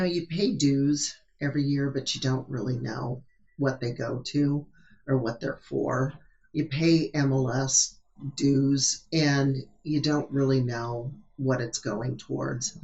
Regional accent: Southeast Nebraska, United States; moved away as an adult; I'm originally from Southeast Nebraska, so it's good to be back home.

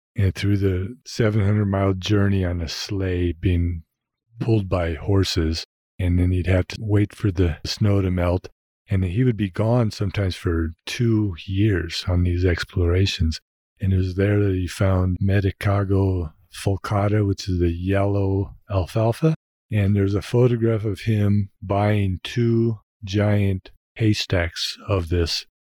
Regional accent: Fort Collins, Colorado, United States; born or raised there

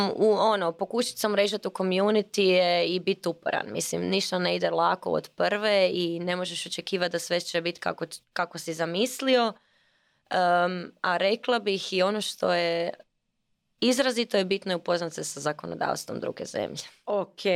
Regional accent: Croatia; kod nas u Hrvatskoj

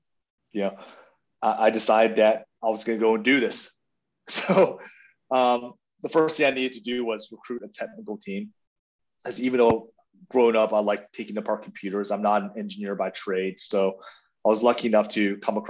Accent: South Africa; moved away; also born or lived in Taiwan; But I was born in Taiwan and grew up in South Africa.

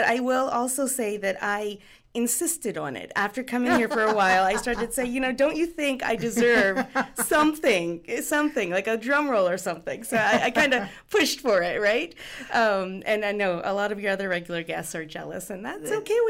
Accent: Punjab, India; Being Indian and Punjabi myself, I shouldn't butcher the last name.

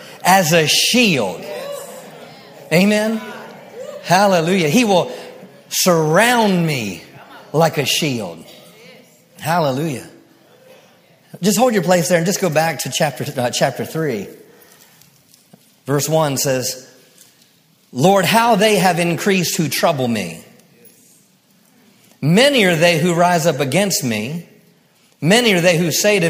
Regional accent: Maryland, United States; I grew up in Maryland

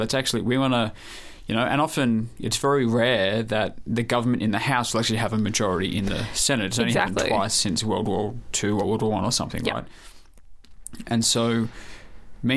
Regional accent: Sydney, New South Wales, Australia; moved away as an adult; now in Melbourne, Australia; I grew up in New South Wales

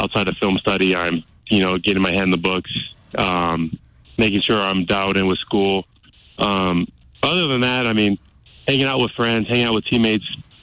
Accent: Seattle area, Washington, United States; now in Missoula, United States; I'm originally from Seattle, a metro city outside of Seattle

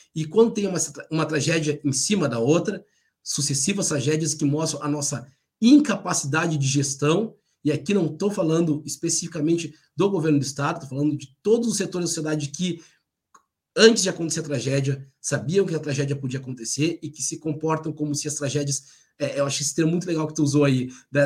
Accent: by the Lagoa dos Patos, Rio Grande do Sul, Brazil; moved away; eu cresci, desde cresci mesmo, assim, desde os três anos de idade. A casa onde eu morava, volta e meia, quando tinha chuva muito forte, a Lagoa dos Patos ali transbordava

